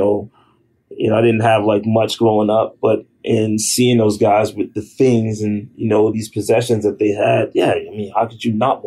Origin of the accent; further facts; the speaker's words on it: New York City, New York, United States; growing up in Harlem was different than growing up in the Bronx. Growing up in Harlem, which were, you know, my younger years